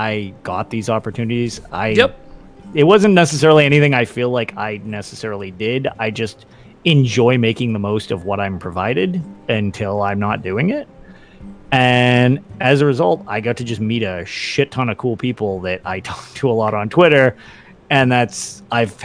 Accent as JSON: {"language": "English", "town": "Boston", "region": "Massachusetts", "country": "United States", "said": "I'm from Boston"}